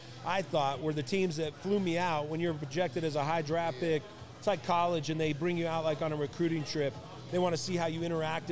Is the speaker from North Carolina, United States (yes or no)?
no; California, United States; moved away as an adult; also born or lived in New Orleans, Louisiana / Tennessee; I came from California.